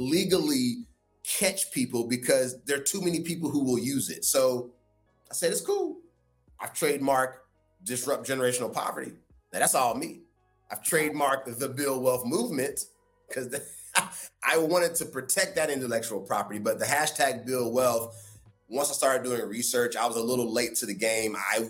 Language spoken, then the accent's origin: English; North Carolina, United States; accent: Southern drawl; moved away; I'm from the South. I'm from North Carolina. Like I'm a Southern boy at heart, although I live on the West Coast now. It's ingrained in me, that Southern upbringing.